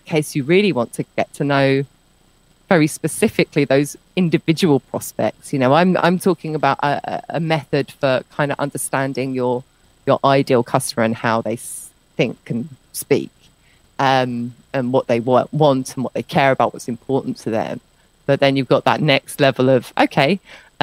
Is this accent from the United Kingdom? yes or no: yes; United Kingdom; moved away as an adult; I'm British